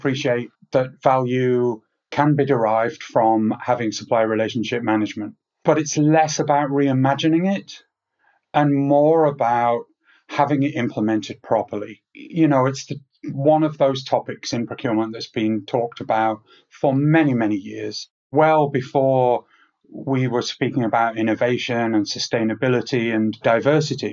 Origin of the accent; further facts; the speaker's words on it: England, United Kingdom; now in Switzerland; I'm English by birth